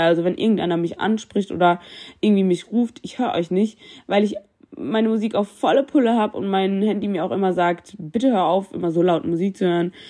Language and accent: German; Germany; Ich bin in Deutschland geboren, ich fühle mich deutsch und ich liebe es, deutsch zu sein.